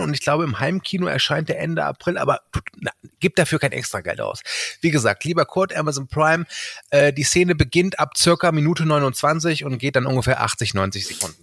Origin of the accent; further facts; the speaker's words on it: Rhein-Erft-Kreis, North Rhine-Westphalia, Germany; ich komme ja aus dem Erftkreis